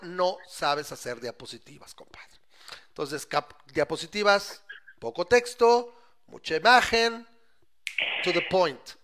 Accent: Mexico; educado en México

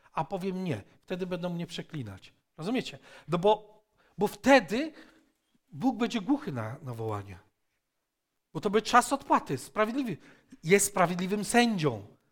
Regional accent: Poland; ja jestem Polakiem, dlatego że narodziłem się z moich rodziców y, Polaków

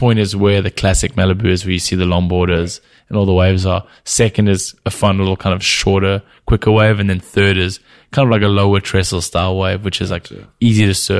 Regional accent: Cape Town, Western Cape, South Africa; also born or lived in Venice, California; now in California, United States; I grew up in Cape Town

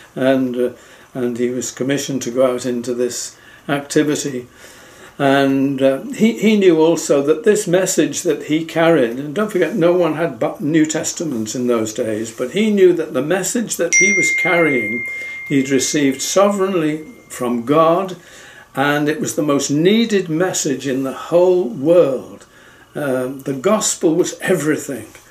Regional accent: England, United Kingdom; I'm from England

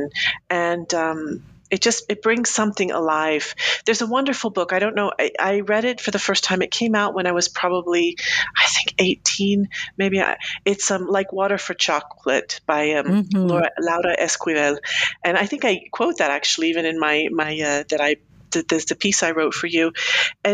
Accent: United States; moved away as an adult; also born or lived in Colombia; now in Switzerland; I'm American

